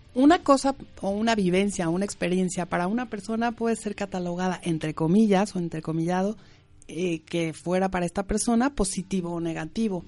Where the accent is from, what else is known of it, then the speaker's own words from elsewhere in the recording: Mexico; moved away; en México, yo soy mexicana, decimos eh, escuela, no cole, pero bueno, aquí dicen cole